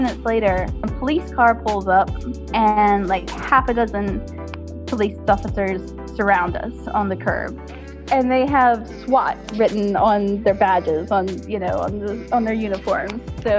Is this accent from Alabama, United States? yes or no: yes; Mobile, Alabama, United States; moved away as an adult; I'm originally from the States. I grew up in Mobile, Alabama in the South. But then I left the States in 1999 to take a job working at Disneyland Paris.